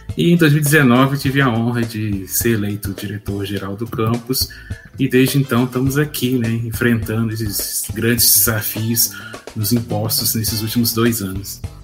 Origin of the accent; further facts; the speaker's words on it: Ouro Preto, Minas Gerais, Brazil; eu sou natural de Ouro Preto